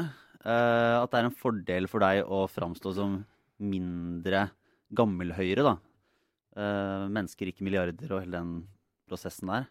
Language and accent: Norwegian; Bø, Norway; Sommerland er i Bø, der jeg er fra.